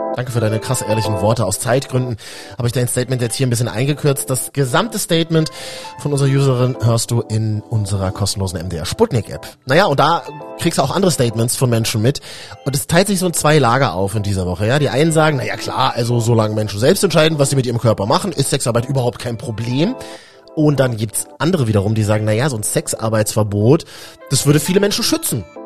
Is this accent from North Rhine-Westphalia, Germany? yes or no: no; Berlin, Germany; Berlin ist eine große Stadt, aber ich bin auch Berliner